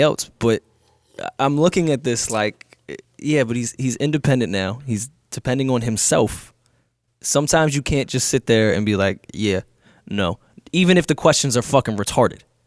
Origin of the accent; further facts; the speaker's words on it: New York, United States; I'm a New Yorker